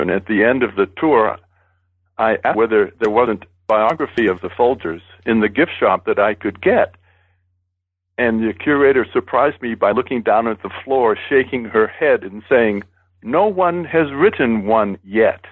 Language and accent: English; Boston, Massachusetts, United States; I was born in Boston and raised in New England.